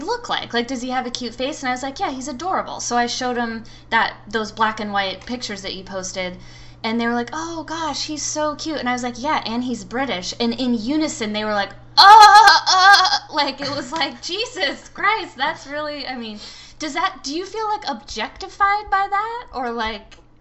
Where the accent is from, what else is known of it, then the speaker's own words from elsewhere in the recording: United States; now in Phoenix, United States; we are American and grew up with shame and guilt